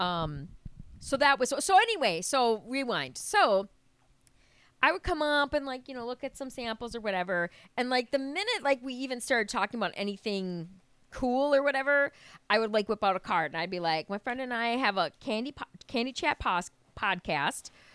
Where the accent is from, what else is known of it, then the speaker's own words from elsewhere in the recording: Wisconsin, United States; I'm from Wisconsin